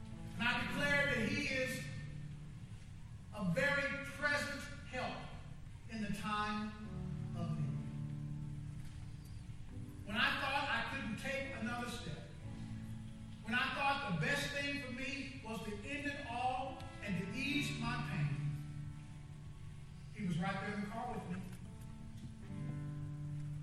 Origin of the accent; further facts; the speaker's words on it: Kansas City, United States; now in Houston, United States; I went back to my hometown, Kansas City